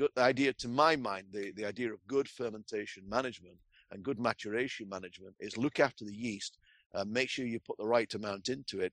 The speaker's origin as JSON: {"language": "English", "region": "England", "country": "United Kingdom", "tie": "born or raised there", "moved": "yes", "said": "I am English by birth. So I am a Pom"}